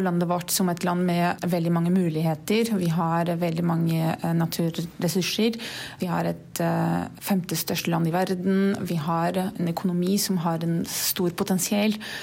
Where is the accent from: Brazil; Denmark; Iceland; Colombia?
Brazil; Norwegian is a second language; moved away as an adult; now in Norway; Jeg er fra Brasil, har bodd her i Norge litt over to år.